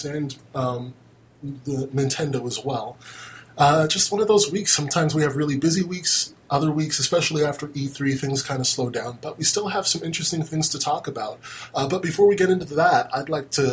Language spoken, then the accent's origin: English; United States; I'm American